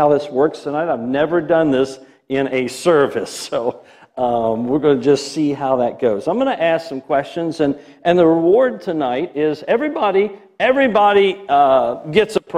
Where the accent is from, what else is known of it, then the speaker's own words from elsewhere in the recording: Milford, United States; I'm from Milford.